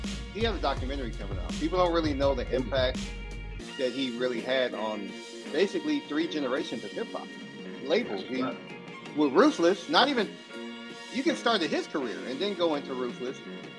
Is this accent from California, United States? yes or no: yes; Compton, California, United States; I was born and raised in Compton day one. There's no, I didn't move there like a lot of these dudes from Compton